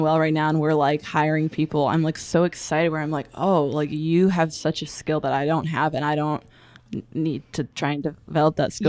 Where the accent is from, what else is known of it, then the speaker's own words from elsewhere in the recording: Virginia, United States; I'm from Virginia.